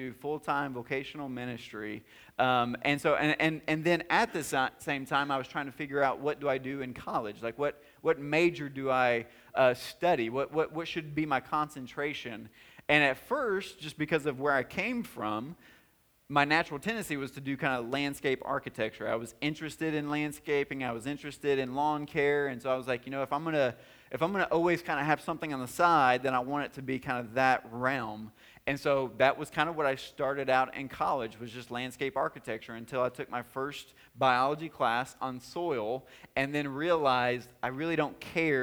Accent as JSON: {"language": "English", "country": "United States", "accent": "drawl"}